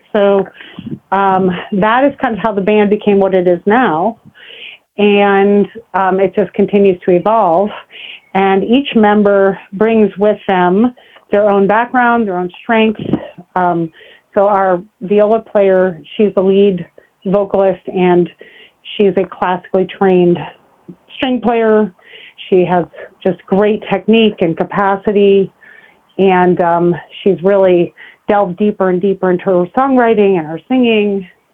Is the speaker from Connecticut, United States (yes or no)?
no; New York City, New York, United States; I'm from New York City, and I just love hip hop